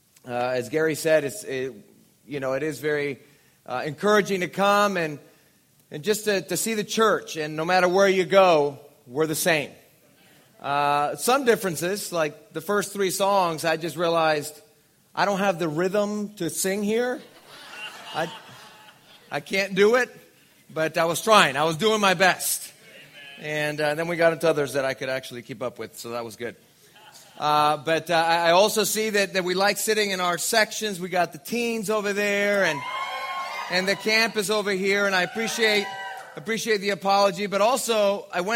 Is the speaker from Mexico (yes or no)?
yes; Mexico; now in Orange County, United States; I was born and raised in Mexico